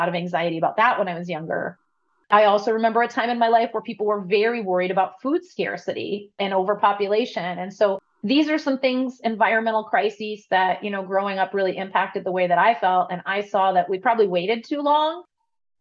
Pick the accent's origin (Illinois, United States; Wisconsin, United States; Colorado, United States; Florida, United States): Wisconsin, United States; Madison; I grew up in Madison, Wisconsin, which had this really liberal, crunchy vibe.